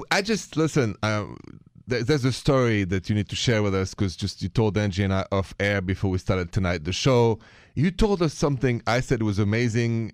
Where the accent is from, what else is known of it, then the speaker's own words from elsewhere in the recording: France; accent: French; My accent is French.